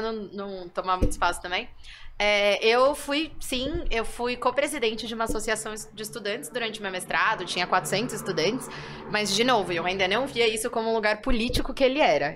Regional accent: São Paulo, Brazil; eu sou de São Paulo

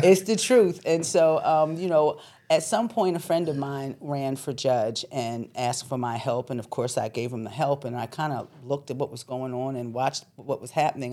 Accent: Philadelphia, Pennsylvania, United States; also born or lived in New York; I was born in New York, but I was raised in Philadelphia.

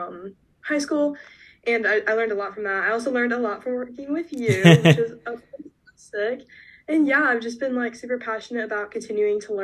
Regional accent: Georgia, United States; I'm from Georgia originally

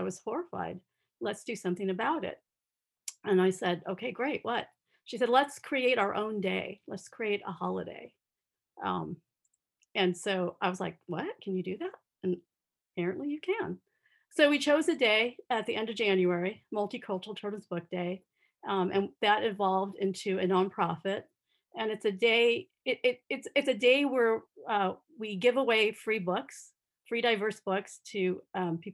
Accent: Southern California, United States; I grew up in Southern California

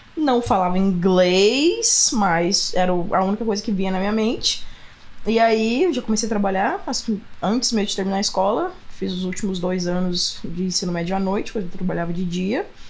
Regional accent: Franca, São Paulo, Brazil; moved away as an adult; also born or lived in Austin; now in United States; Interior de São Paulo, cidade chamada Franca

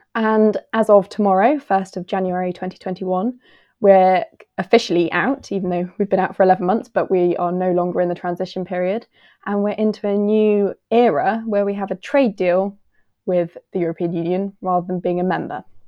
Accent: United Kingdom; I'm from the U K

